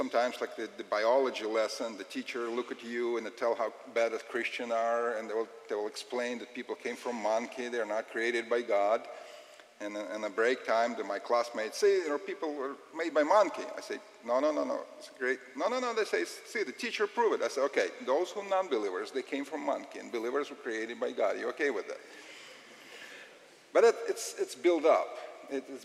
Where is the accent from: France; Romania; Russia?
Russia; I'm from Russia